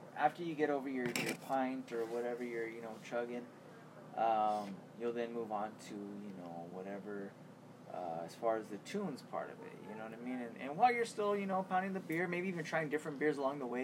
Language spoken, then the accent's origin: English; Las Vegas, Nevada, United States; now in Albuquerque, United States; I'm from Las Vegas